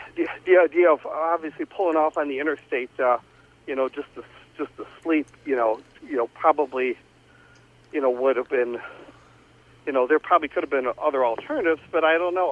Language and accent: English; Joliet, Illinois, United States; about five or six houses up the street from where I grew up in Joliet